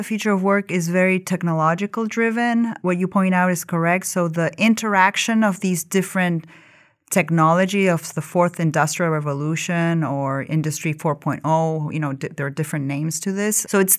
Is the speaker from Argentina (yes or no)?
yes; Argentina; born there; English is a second language; moved away; also born or lived in Ukraine; So, you know, I was born in Argentina, but I moved around a lot and lived in different countries. My parents are Ukrainian, so I'm kind of a mix of everything. I'm Argentine, Ukrainian, I'm married to an American